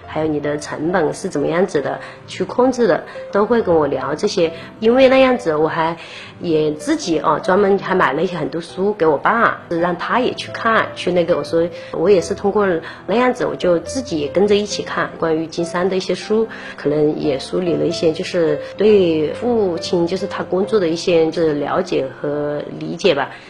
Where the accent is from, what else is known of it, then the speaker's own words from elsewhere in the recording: Taojiang, Hunan, China; moved away; 我们老家是一样陶家嘛，陶家当地的话，他这是种竹制品，是比较多的